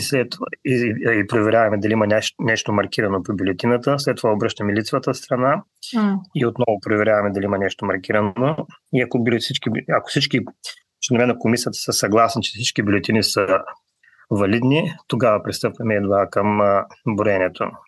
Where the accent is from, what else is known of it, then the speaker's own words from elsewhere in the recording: Bulgaria; now in New Zealand; Ние сме българи, носим си го българското в себе си